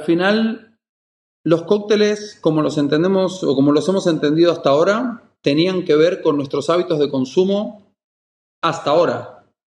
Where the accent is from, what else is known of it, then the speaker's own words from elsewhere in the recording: Mallorca, Balearic Islands, Spain; also born or lived in Argentina; yo soy argentino, pero criado aquí en Mallorca, en mi lugar en el mundo